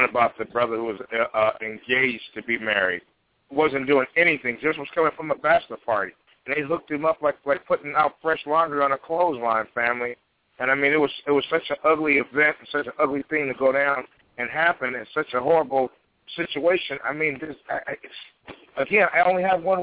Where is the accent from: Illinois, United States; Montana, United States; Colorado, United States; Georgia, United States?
Illinois, United States; Chicago; my hometown of Chicago